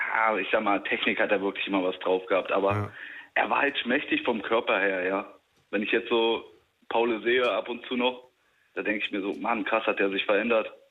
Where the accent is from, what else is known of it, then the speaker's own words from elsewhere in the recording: Stendal, Saxony-Anhalt, Germany; ich komme aus Stendal